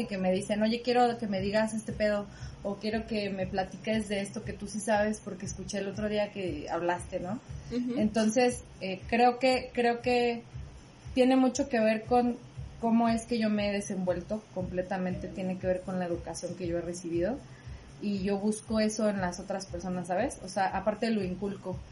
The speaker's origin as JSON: {"language": "Spanish", "town": "Morelia", "region": "Michoacán", "country": "Mexico", "also_born_or_lived": "Mexico City", "moved": "as an adult", "said": "fui actriz y bailarina aquí en Morelia y me fui a estudiar a Ciudad de México y ahora regreso a Morelia para estar con mi familia"}